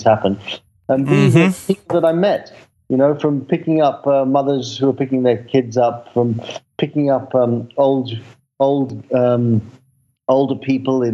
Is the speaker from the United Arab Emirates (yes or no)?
no; London, United Kingdom; I grew up in London